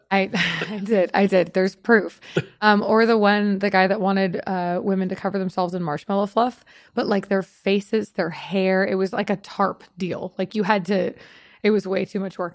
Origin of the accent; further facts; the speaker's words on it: Long Beach, California, United States; moved away as an adult; also born or lived in Austin, Texas / Las Vegas; now in Los Angeles, United States; I grew up in in Long Beach, California